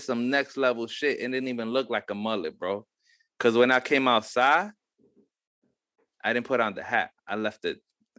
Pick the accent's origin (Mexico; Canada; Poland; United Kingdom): Mexico